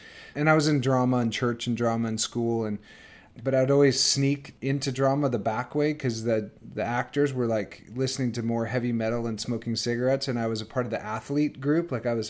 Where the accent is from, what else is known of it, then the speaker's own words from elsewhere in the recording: Northern Canada, Canada; I grew up in Northern Canada. On a farm